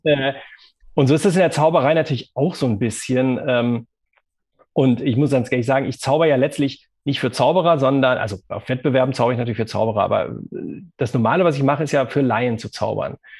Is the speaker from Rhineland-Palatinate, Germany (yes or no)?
no; Bonn, North Rhine-Westphalia, Germany; bin ich ja auch äh, gebürtiger Bonner